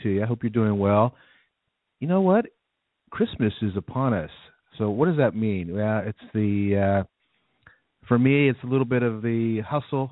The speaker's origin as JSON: {"language": "English", "country": "United States", "said": "we are in America."}